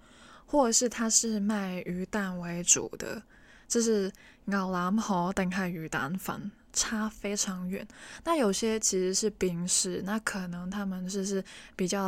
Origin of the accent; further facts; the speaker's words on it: Hong Kong; first language Cantonese; Chinese is a second language; 我是纯正的香港人，我的母语是广东话